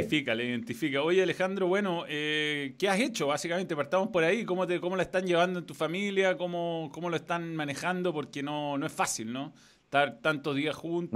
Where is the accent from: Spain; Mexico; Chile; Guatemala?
Chile